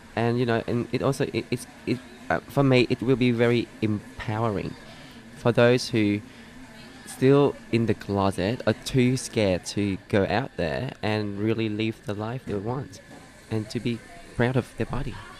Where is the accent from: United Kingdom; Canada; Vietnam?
Vietnam; now in Australia; I'm from Vietnam